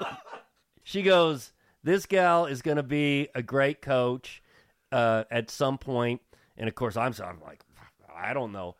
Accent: Bloomington, Indiana, United States; growing up in Bloomington

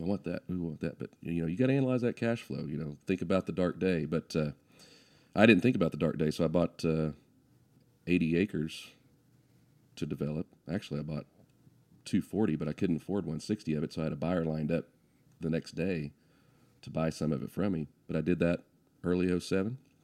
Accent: Guthrie, Oklahoma, United States; I grew up in Guthrie schools

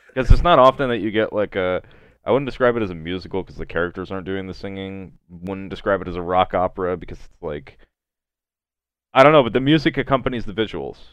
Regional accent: Kentucky, United States; my home state of Kentucky

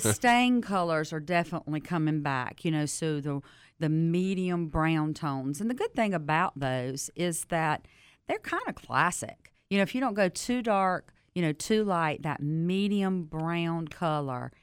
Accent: Southern, United States; accent: Southern; my accent

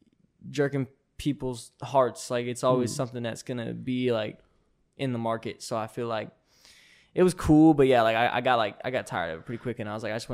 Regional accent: Mesa, Arizona, United States; also born or lived in Texas; Yeah, I was born in Mesa.

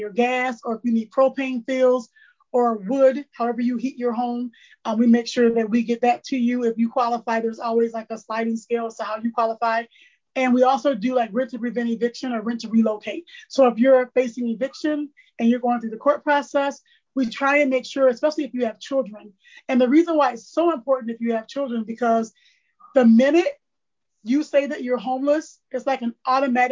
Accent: Baton Rouge, Louisiana, United States; now in Port Huron, United States; I was born in Baton Rouge, Louisiana, so I'm from the South, but I reside in Port Huron, Michigan.

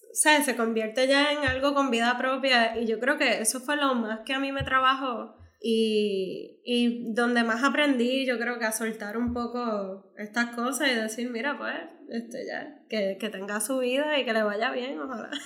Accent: Puerto Rico; yo me siento bien puertorriqueña y con una identidad bien fuerte

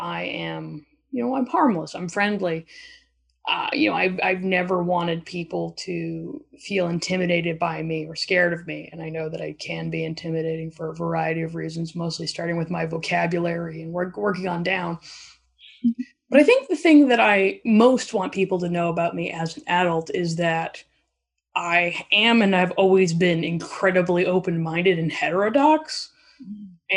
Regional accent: Alberta, Canada; now in Vancouver, Canada; I am originally from Alberta, but I live in Vancouver, British Columbia now.

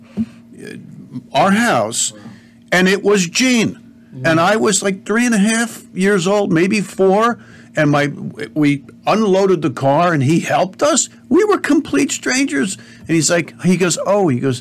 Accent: Cedar Grove, New Jersey, United States; also born or lived in Bloomfield, New Jersey; We moved from Bloomfield, New Jersey to Cedar Grove. It was still Essex County.

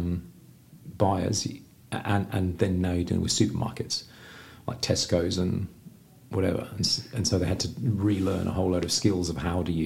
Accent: Oxfordshire, South East England, United Kingdom; first language English; moved away as an adult; also born or lived in London / Brisbane, Australia / Bangkok, Thailand / Ho Chi Minh City, Vietnam; now in Sydney, Australia; Outskirts of London, but I grew up in Oxfordshire

